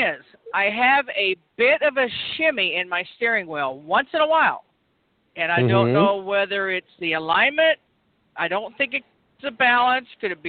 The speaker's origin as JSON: {"language": "English", "region": "Florida", "country": "United States", "moved": "as an adult", "lives_now": "Missouri, United States", "said": "Well, I'm from Florida. I was from Florida. My folks still live there, but I don't live there anymore. It's been many years."}